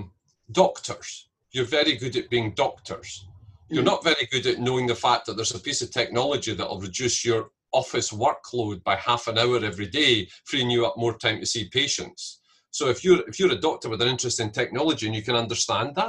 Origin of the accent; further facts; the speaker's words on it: Scotland, United Kingdom; as a Scot